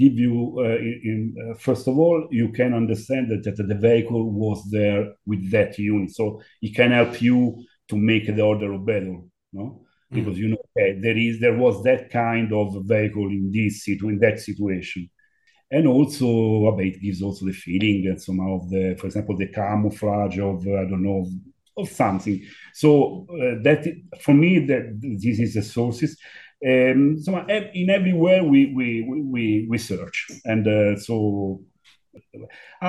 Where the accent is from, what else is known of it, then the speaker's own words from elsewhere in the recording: Rome, Lazio, Italy; English is a second language; I was born in Rome